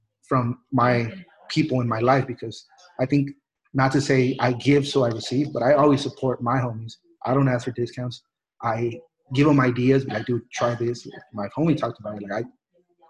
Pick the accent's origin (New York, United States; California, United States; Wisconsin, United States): California, United States; El Monte; also born or lived in Mexico; where I grew up in El Monte